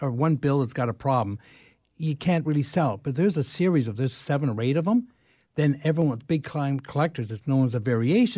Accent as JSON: {"language": "English", "town": "London", "region": "Ontario", "country": "Canada", "tie": "born or raised there", "moved": "yes", "said": "I grew up in London."}